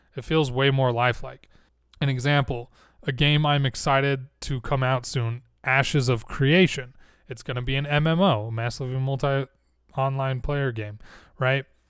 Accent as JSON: {"language": "English", "region": "Utah", "country": "United States", "said": "I'm from Utah. I say certain things a certain way. Words like mountain, kitten, latin, we drop that T a lot."}